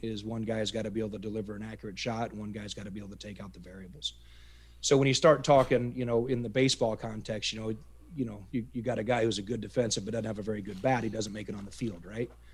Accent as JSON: {"language": "English", "region": "upper Iowa", "country": "United States", "tie": "born or raised there", "moved": "as an adult", "said": "I grew up in the Midwest, uh, upper Iowa farm country."}